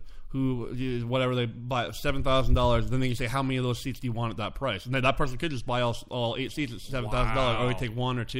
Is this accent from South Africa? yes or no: no; Regina, Saskatchewan, Canada; born or raised there; moved away as an adult; now in Seattle, United States